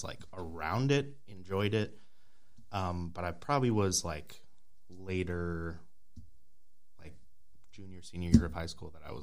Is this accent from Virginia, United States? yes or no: no; Minneapolis, Minnesota, United States; I grew up in Minneapolis